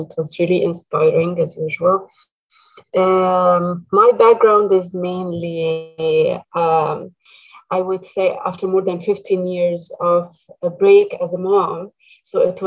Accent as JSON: {"language": "English", "country": "Egypt", "moved": "as an adult", "lives_now": "Canada", "said": "I come originally from Egypt, and I've spent my first years of marriage and as a mother in Egypt."}